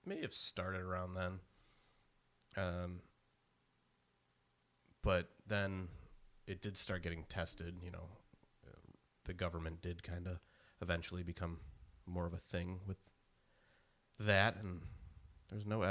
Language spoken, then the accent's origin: English; United States; me being an American